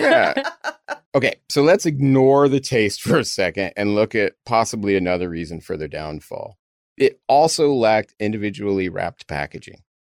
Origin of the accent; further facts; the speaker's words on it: Texas, United States; accent: Texas; I never thought I had much of an accent until I spent a lotta time in New York and kept getting called Texas boy